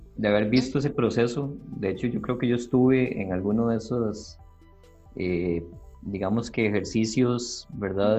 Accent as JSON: {"language": "Spanish", "country": "Costa Rica", "said": "yo no soy eh, costarricense, fue una nacionalidad que, bueno, que aprendí a darle una continuidad"}